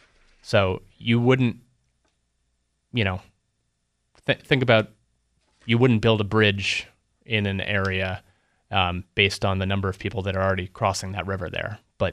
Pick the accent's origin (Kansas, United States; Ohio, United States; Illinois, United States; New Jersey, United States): New Jersey, United States; Haddonfield; Okay, I grew up in Haddonfield, outside Cherry Hill